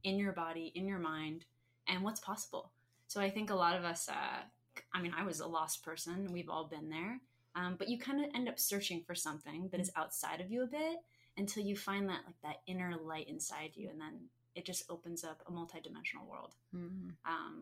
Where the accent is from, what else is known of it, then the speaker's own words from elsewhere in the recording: Arizona, United States; I'm native Arizonan